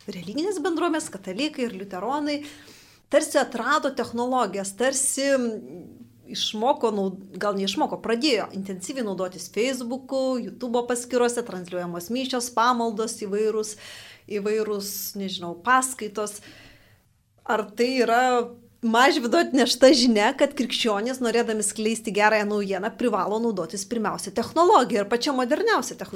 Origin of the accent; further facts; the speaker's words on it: Lithuania; mes kaip lietuviai